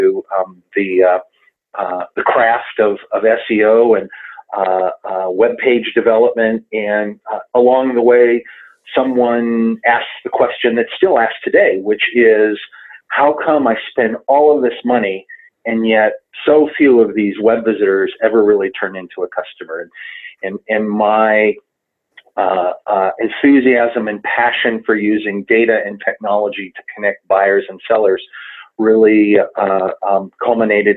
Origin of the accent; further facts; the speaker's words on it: Southern California, United States; moved away as an adult; also born or lived in Brooklyn, New York; now in Denver, United States; I was born in Brooklyn. I grew up in Southern California